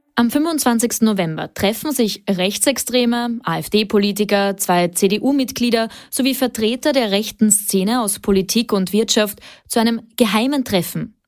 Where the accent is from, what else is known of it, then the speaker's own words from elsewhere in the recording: Austria; bei uns in Österreich